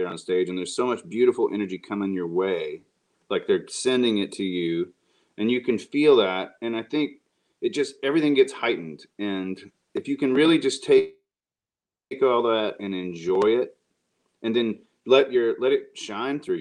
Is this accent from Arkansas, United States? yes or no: yes; Arkansas, United States; I grew up in Arkansas